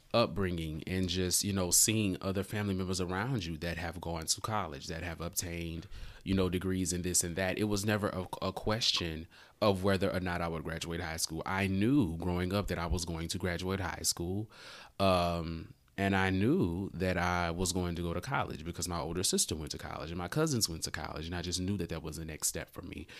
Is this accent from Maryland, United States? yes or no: no; Louisiana, United States; growing up in Louisiana, you know, small town guy